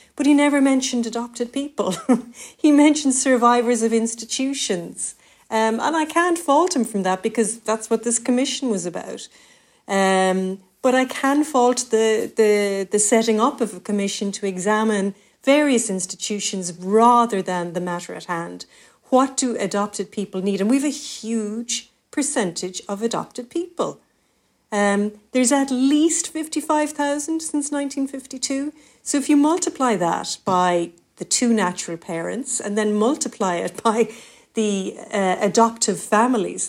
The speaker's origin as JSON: {"language": "English", "town": "Cork", "region": "Munster", "country": "Ireland", "said": "we're both from Cork City, Mick, and that's a very small, tight knit community"}